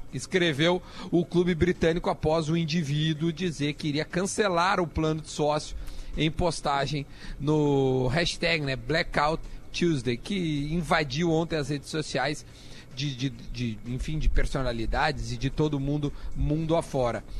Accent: South Region, Brazil; a gente é aqui do sul do Brasil

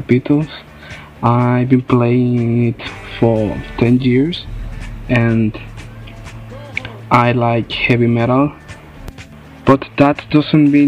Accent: Monterrey, Nuevo León, Mexico; English is a second language; I'm from Monterrey, Mexico

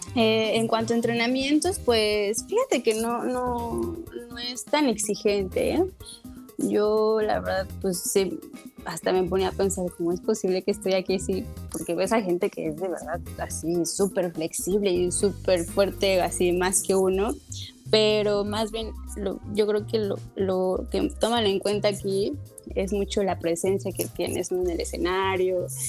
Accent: Mexico; also born or lived in Morelos / Mexico City / Playa del Carmen; somos los mexicanos

